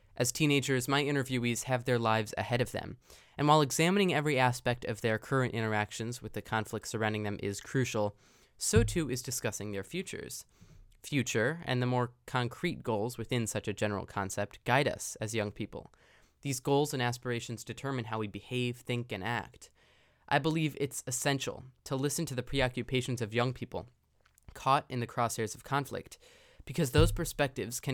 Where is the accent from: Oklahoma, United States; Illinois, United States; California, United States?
Illinois, United States; Chicago; I'm from the Chicago area